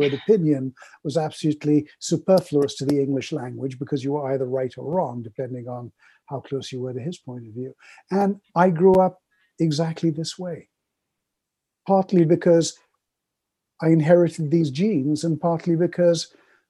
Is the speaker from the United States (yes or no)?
no; Kolkata, West Bengal, India; now in Canada; I was born in Calcutta, India, from a Middle Eastern family that had come from Baghdad, Aleppo, places like